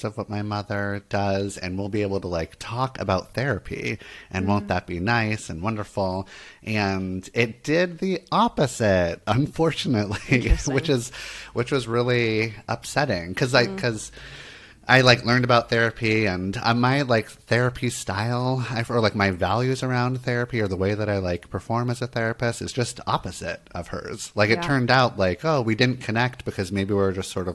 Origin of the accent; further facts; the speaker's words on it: Santa Monica, California, United States; I grew up in Santa Monica, California.